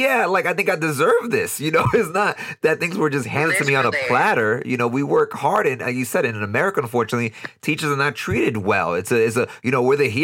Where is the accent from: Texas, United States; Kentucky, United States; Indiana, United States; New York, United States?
New York, United States; New York City; moved away as an adult; now in Costa Rica; I'm born and raised in New York City